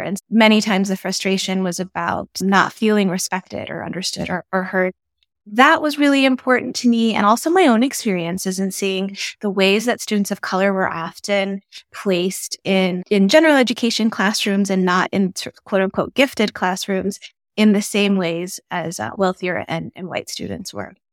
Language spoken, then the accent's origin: English; Albuquerque, New Mexico, United States; now in Tucson, United States; growing up in Albuquerque, New Mexico, and also being the daughter of Ethiopian immigrants